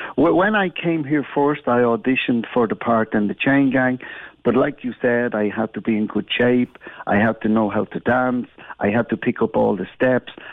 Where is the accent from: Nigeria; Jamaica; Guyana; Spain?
Spain; Gran Canaria, Canary Islands; moved away